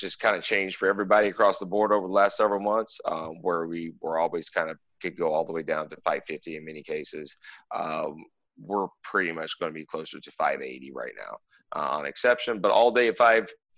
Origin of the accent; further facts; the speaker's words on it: Lexington, Kentucky, United States; now in South Florida, United States; I am from Kentucky originally. I was born and raised in Lexington, but I've been in South Florida now for about 16 years